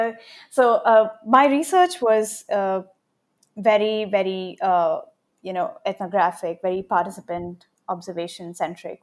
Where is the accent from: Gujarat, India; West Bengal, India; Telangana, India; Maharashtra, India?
Telangana, India; Hyderabad; moved away as an adult; also born or lived in Adelaide, Australia; I'm originally from Hyderabad in India, and I'm right now back there to do my field work